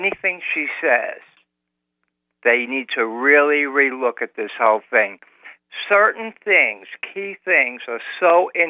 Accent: United States; as an American.

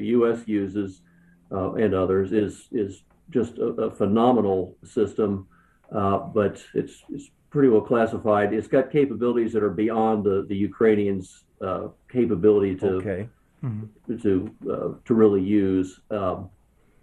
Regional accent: Indianapolis, Indiana, United States; I'm a Hoosier. I'm from Indianapolis, Indiana, graduate of Indiana University

